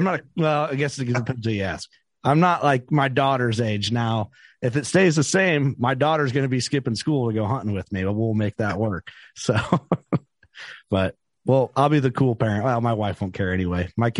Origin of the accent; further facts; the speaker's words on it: Illinois, United States; as a kid growing up in Illinois